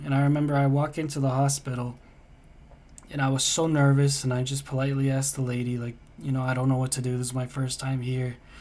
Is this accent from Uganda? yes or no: no; United States; also born or lived in Denmark; I'm from the States